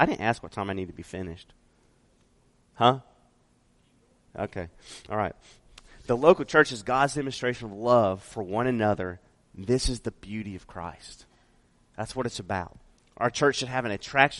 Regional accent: Las Vegas, Nevada, United States; I'm from Vegas. So I lived a large portion of my life in Vegas

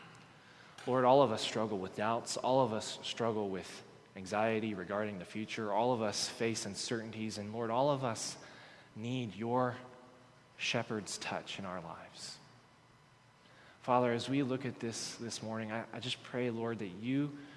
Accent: Texas, United States; I'm from Texas

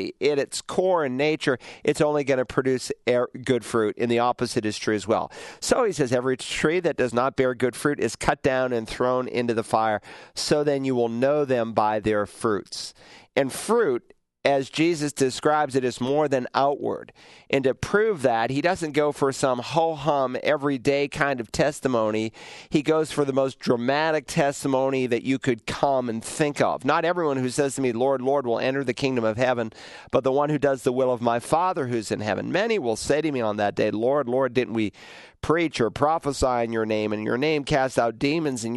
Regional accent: New England, United States; growing up in New England, and we had three apple trees in our yard

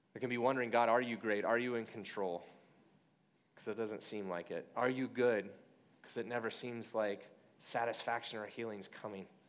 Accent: Midwest, United States; I was born in the Midwest.

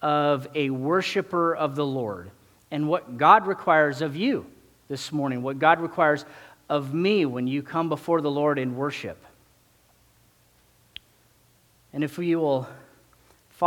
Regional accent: Sacramento, California, United States; moved away as an adult; also born or lived in Los Angeles, United States; now in Bakersfield, United States; I grew up in Sacramento

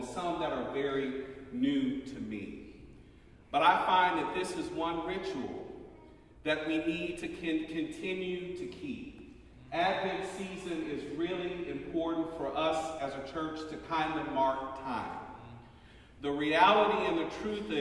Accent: the South, United States; moved away; I'm from the South

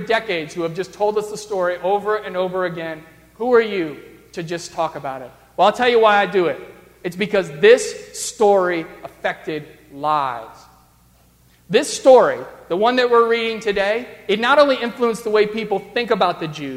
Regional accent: the South, United States; now in Arlington Heights, United States; I grew up in the South

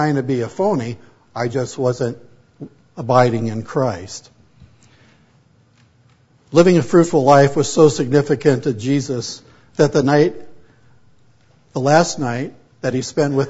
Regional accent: Pomona, California, United States; also born or lived in San Fernando Valley, California / Oregon / Canadian prairies, Canada; my wife and I grew up in Pomona, California

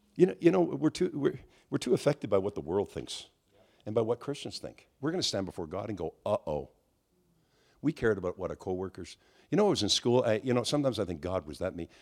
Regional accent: Quebec, Canada; I'm from Quebec

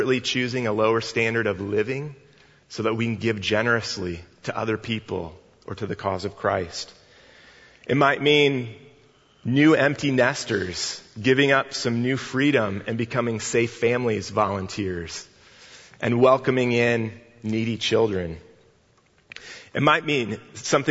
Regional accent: Northwest Indiana, United States; I grew up in Northwest Indiana, not far from Chicago

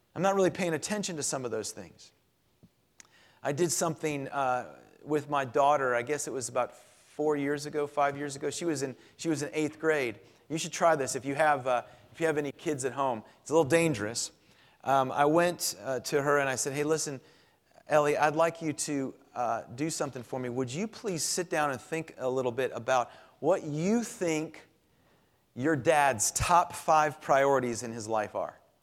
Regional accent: Clearwater, Florida, United States; moved away; growing up in Florida

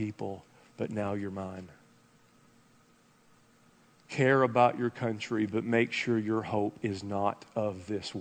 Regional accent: United States; as an American

